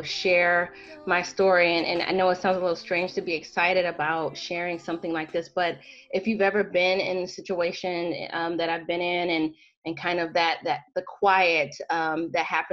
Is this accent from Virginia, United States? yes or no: no; Southwest Michigan, United States; I'm actually from Michigan, from Southwest Michigan